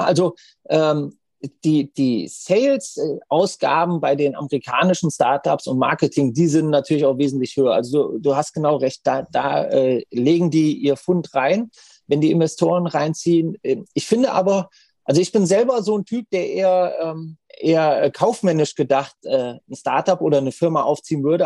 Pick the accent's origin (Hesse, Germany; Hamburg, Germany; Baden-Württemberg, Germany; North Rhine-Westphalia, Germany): Hesse, Germany; also born or lived in Frankfurt; ich habe zehn Jahre in Frankfurt gewohnt, ich bin geborener Hesse